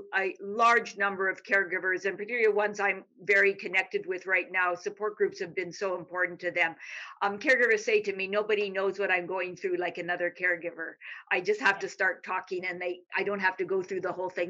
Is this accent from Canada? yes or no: yes; Canada; moved away as an adult; now in Texas, United States; I'm Canadian